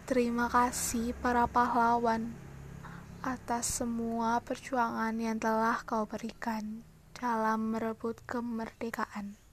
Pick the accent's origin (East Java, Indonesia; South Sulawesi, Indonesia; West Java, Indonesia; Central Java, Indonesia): East Java, Indonesia; Malang; asal aku Malang, umur aku 18 tahun.